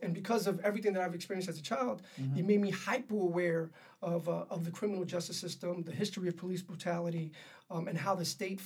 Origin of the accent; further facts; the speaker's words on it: New York City, New York, United States; I was raised in Harlem